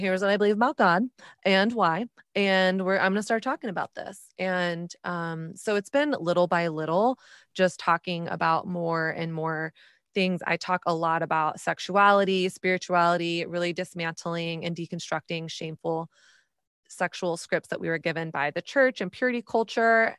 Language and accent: English; Texas, United States; moved away; also born or lived in New York City